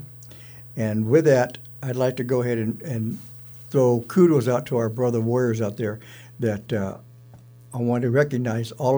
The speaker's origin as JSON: {"language": "English", "town": "Porterville", "region": "California", "country": "United States", "tie": "born or raised there", "moved": "yes", "lives_now": "Warm Springs, United States", "said": "I was born and raised on the Tule River Indian Reservation in Porterville, California"}